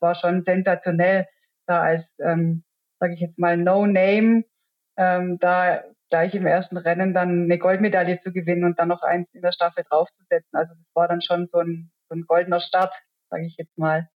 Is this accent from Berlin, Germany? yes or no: no; Wehingen, Baden-Württemberg, Germany; ich bin ja in Wehingen aufgewachsen